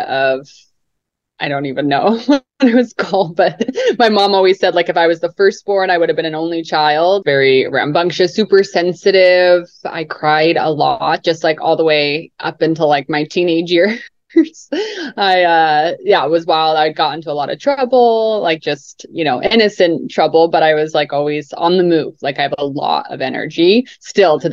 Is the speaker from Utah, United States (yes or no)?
yes; Utah, United States; also born or lived in Salt Lake City, Utah / Mount Pleasant, Utah; I was born in Salt Lake City, Utah